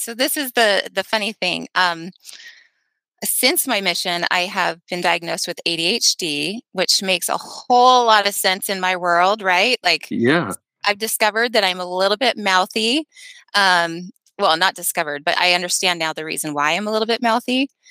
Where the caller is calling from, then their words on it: St. Louis, Missouri, United States; St. Louis. Well, outside of St. Louis, but St. Louis, Missouri.